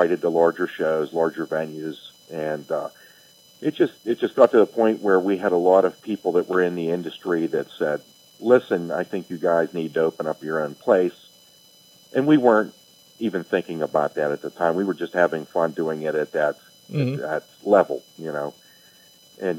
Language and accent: English; Belle Vernon, Pennsylvania, United States; also born or lived in Rostraver / West Newton; I definitely grew up in the area